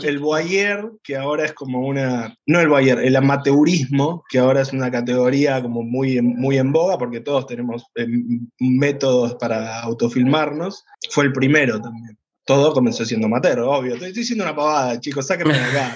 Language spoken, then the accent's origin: Spanish; Córdoba, Argentina; soy cordobesa